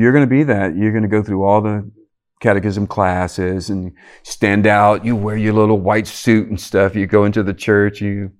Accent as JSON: {"language": "English", "area": "Cajun community", "region": "Louisiana", "country": "United States", "tie": "born or raised there"}